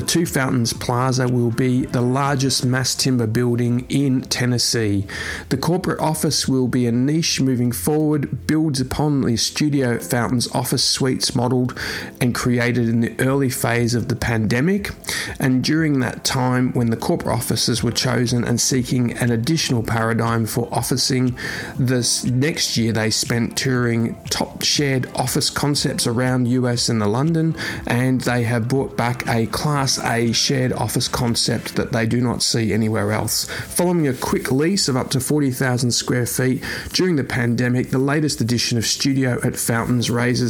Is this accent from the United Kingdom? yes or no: no; Australia; moved away; my home country now, Western Australia